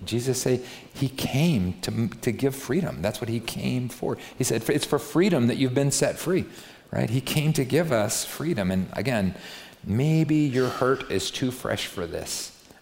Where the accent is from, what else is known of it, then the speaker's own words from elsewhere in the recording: United States; I'm American